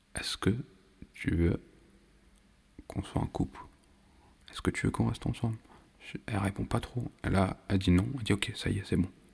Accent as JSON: {"language": "French", "country": "France", "tie": "born or raised there", "said": "je suis né, je vis en France"}